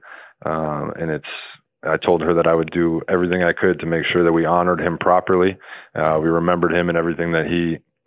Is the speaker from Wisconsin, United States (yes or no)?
yes; Wisconsin, United States; I grew up obviously in Wisconsin